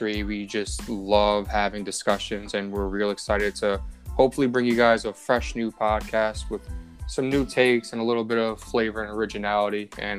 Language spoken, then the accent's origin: English; Derby, Connecticut, United States; also born or lived in Stamford, Connecticut; born and raised in Connecticut, born in Stamford, moved to the little city of Derby